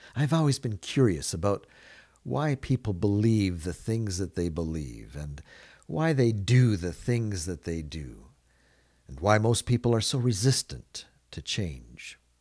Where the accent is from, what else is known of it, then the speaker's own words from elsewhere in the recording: Canada; I live in Canada. I grew up being immersed in Canadian culture